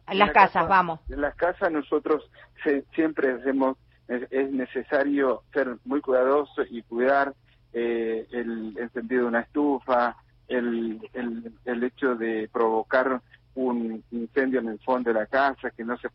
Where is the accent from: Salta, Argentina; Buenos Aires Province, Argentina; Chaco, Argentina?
Chaco, Argentina; después también integré la Federación Central de Bomberos Voluntarios de la provincia del Chaco, por el cual soy presidente.